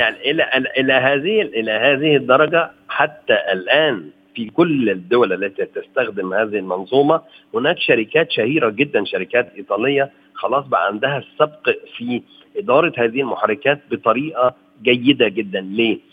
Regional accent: Egypt

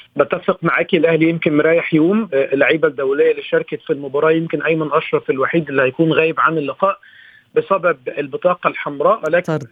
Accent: Egypt; اني مصري

